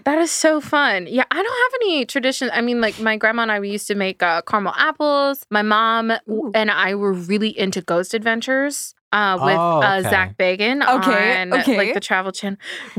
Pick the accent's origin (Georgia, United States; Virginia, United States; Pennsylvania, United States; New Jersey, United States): Pennsylvania, United States; I grew up in Pennsylvania.